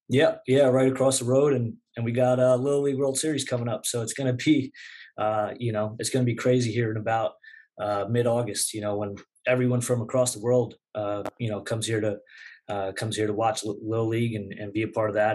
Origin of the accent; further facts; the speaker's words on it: Southwest Nassau County, Long Island, New York, United States; moved away as an adult; grew up in uh, Southwest Nassau County, there, kind of ten minutes west of a much more notable high school program in Long Beach